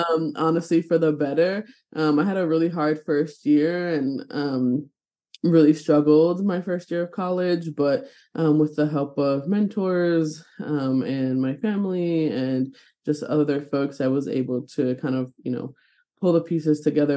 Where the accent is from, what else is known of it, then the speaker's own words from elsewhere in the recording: New York City, New York, United States; moved away as an adult; now in Burlington, Vermont, United States; I'm originally from New York City, born and raised